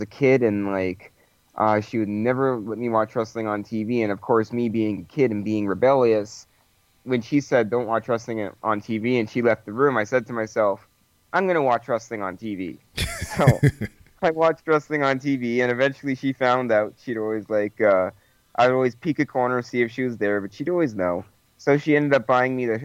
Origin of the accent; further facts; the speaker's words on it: Winnipeg, Manitoba, Canada; I'm from Winnipeg. I don't know if you heard of it, but it's pretty far up north in Canada.